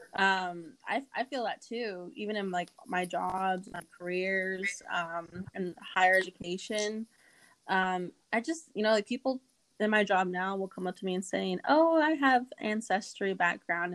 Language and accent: English; Lawrence, Kansas, United States; also born or lived in Inscription House, Arizona; I'm originally from Inscription House, Abican, Arizona, but I was born in Lawrence, Kansas, and raised in the district that is uh, Kansas House District 10